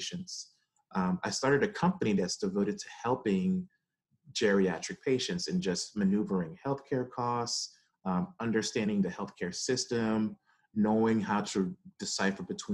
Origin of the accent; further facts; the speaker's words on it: Atlanta, Georgia, United States; moved away as an adult; also born or lived in Brooklyn, New York; now in Durham, United States; like most Caribbean families, we started there and ended up leaving to Atlanta